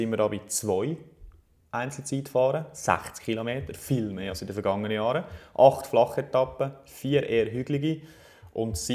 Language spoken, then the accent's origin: German; Switzerland; Das kennen ja, und für uns als Schweizer.